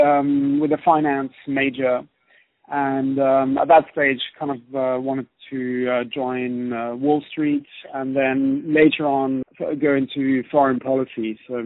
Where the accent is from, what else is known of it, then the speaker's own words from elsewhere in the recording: Switzerland; accent: British; also born or lived in Germany / United Kingdom; now in China; but actually originally I'm from Switzerland and Germany.